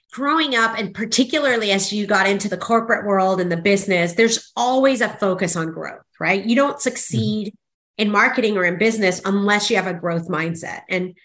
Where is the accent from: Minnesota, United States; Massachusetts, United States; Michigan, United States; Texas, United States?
Texas, United States; also born or lived in Mexico City, Mexico; Well, originally I'm from Mexico City, but yes, at a ripe age of 10 years old, I moved to South Texas. So I actually grew up in what's called the Rio Grande Valley.